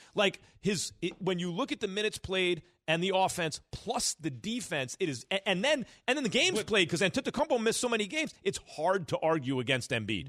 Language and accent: English; New York City, New York, United States; both my parents from the Bronx. I was born in the Bronx